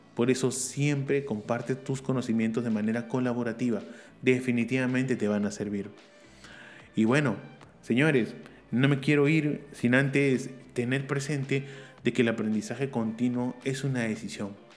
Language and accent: Spanish; Peru; en mi país, Perú